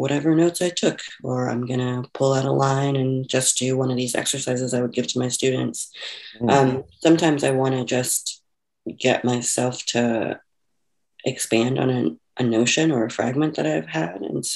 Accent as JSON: {"language": "English", "town": "Houston", "region": "Texas", "country": "United States", "tie": "born or raised there", "also_born_or_lived": "Chicago", "moved": "yes", "said": "I grew up in Houston, Texas"}